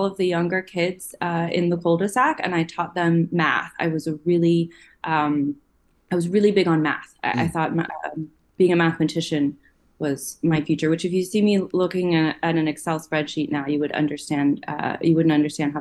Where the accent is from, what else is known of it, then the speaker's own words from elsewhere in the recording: just outside of Baltimore, Maryland, United States; I grew up in Maryland. So I've been on the East Coast for the entirety of my life. Just outside of Baltimore